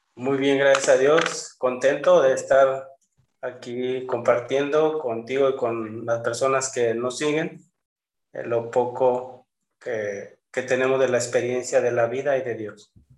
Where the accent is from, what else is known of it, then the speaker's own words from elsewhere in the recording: Los Sauces, Jalisco, Mexico; moved away as an adult; also born or lived in San Fernando, Tamaulipas; now in Monterrey, Mexico; Yo nací en Jalisco, en un pueblo que se llama Los Sauces, cerca de San Juan de los Lagos